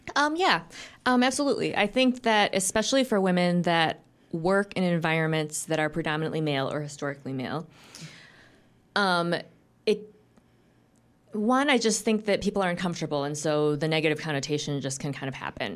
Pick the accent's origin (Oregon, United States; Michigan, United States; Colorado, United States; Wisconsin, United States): Michigan, United States; Grand Rapids; moved away; I'm from Grand Rapids originally, but I moved back after a fairly long time away about three years ago